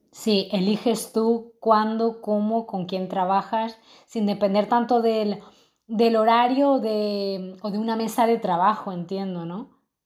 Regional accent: Madrid, Community of Madrid, Spain; now in Lisbon, Portugal; Yo ahora mismo estoy viviendo en Lisboa y bueno, yo soy de Madrid

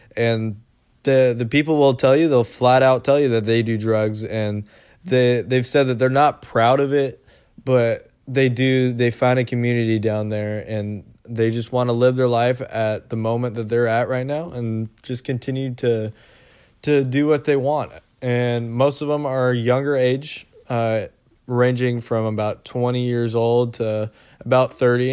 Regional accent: Seattle, Washington, United States; we're from Seattle

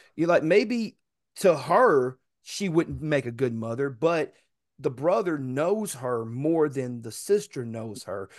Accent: Chattanooga, Tennessee, United States; where I come from, it doesn't matter whether you was born in Tyner, Brainerd, Harrison, Nixon, uh, I'm sorry, Hickson, uh, East Ridge, East Lake, you, you, you from Chattanooga

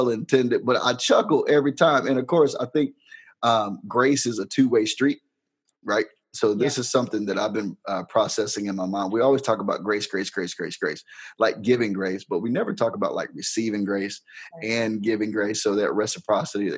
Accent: Harrisburg, United States; I'm country. I'm from Harrisburg, you know, from the sticks

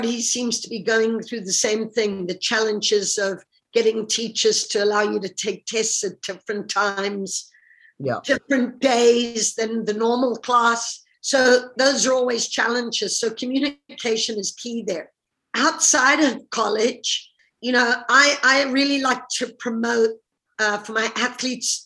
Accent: Zimbabwe; moved away as an adult; also born or lived in United States / Russia; now in United Kingdom; growing up in Zimbabwe

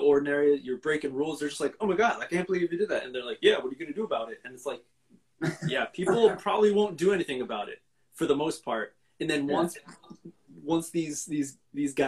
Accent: Connecticut, United States; moved away as an adult; now in Japan; I am from Connecticut.

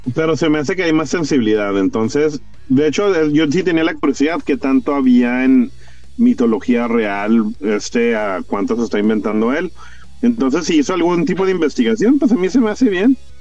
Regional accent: United States; Yo tengo mi, yo tengo mi descendencia mexicana, pero yo soy gringo.

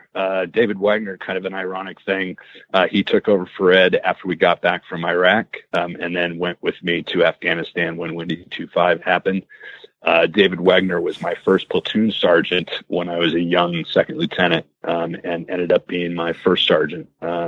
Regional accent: Saudi Arabia; now in United States; I grew up overseas in Saudi Arabia, and I really felt like America is the best place to live and is the greatest country in the world

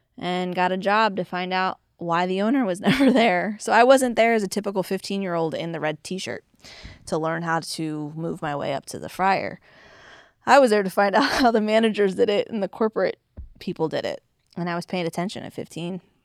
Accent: Orlando, Florida, United States; moved away as an adult; also born or lived in Daytona Beach, Florida; now in York, Pennsylvania, United States; I come from Orlando and Daytona Beach, where everything's overdone down there

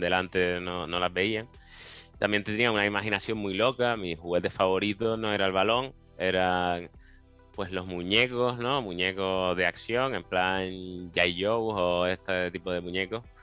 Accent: Las Palmas de Gran Canaria, Canary Islands, Spain; moved away as an adult; also born or lived in Seville; me crié en las Reollas, en las Palmas de Gran Canaria

